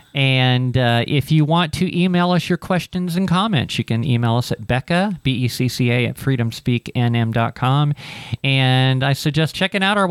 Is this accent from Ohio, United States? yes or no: yes; Ohio, United States; moved away; I'm from Ohio